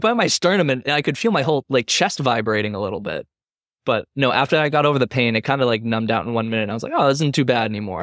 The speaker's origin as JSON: {"language": "English", "region": "Massachusetts", "country": "United States", "tie": "born or raised there", "said": "I grew up in Mass and I have family down in Connecticut"}